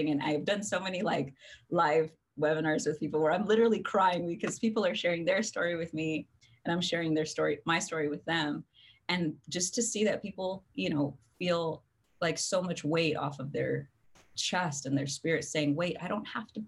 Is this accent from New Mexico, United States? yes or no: yes; New Mexico, United States; I come from New Mexico, and now I've been all over the world.